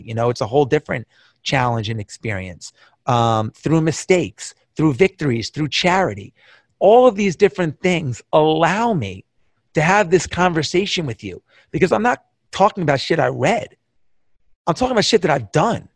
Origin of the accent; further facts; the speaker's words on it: Long Island, New York, United States; I grew up in Long Island, all the Long Island kids, all the New York kids